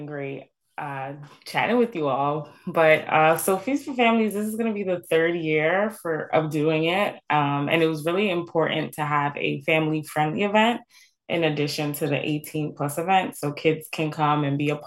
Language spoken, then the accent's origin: English; New York City, New York, United States; Brooklyn as well, my hometown